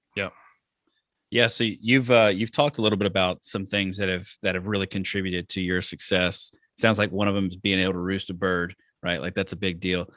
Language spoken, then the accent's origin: English; Alabama, United States; also born or lived in the South; now in Wisconsin, United States; I'm from Alabama